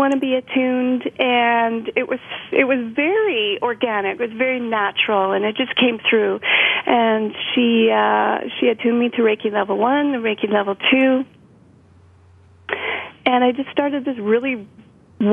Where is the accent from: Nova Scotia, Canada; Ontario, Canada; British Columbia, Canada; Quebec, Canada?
British Columbia, Canada; also born or lived in Big Island of Hawaii, United States; I grew up pretty much in every little wild nook and cranny of British Columbia, as well as the Big Island of Hawaii.